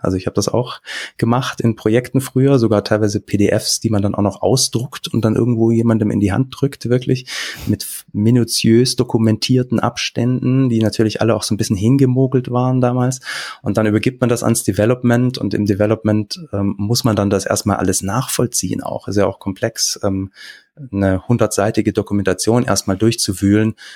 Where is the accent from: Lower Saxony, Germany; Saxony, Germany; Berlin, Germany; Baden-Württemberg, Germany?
Baden-Württemberg, Germany; Stuttgart; also born or lived in Kiel / Gerlingen; bin ursprünglich aus Stuttgart zum Studieren nach Kiel, dann wieder zurück und bin jetzt ähm, mit meiner Familie hier in der Nähe von Stuttgart in Gerlingen